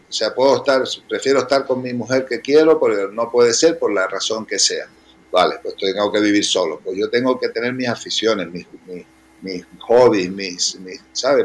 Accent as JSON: {"language": "Spanish", "region": "Canary Islands", "country": "Spain", "also_born_or_lived": "Los Angeles / United States", "accent": "Canarian", "moved": "as an adult", "lives_now": "Madrid, Spain", "said": "yo soy, como notarás por mi acento, que bueno, tú ya lo sabes, pero, que lo esté oyendo, yo soy canario"}